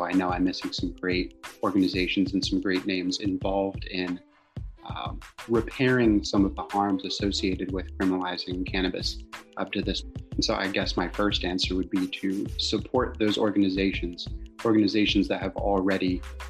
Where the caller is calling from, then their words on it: Norfolk, Virginia, United States; I'm calling in from Norfolk, Virginia.